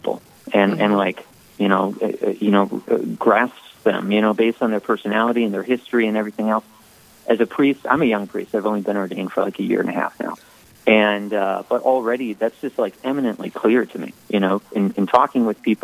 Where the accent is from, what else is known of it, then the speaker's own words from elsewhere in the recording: Minnesota, United States; now in Minot, United States; I'm from Minnesota